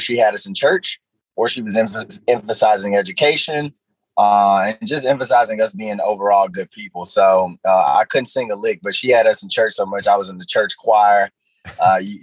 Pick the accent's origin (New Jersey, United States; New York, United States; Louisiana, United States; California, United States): Louisiana, United States; Shreveport; moved away as an adult; I grew up in one of the poorest neighborhoods in Shreveport, named Cedar Grove